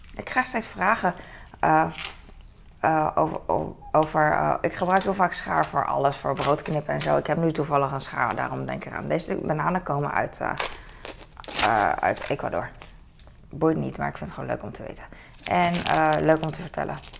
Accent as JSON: {"language": "Dutch", "town": "The Hague", "region": "South Holland", "country": "Netherlands", "tie": "born or raised there", "said": "ik ben daar opgegroeid in Den Haag"}